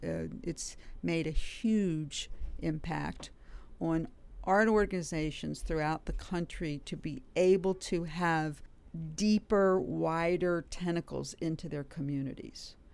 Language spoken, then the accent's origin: English; Washington, District of Columbia, United States; also born or lived in Cincinnati, Ohio; I grew up in the Washington area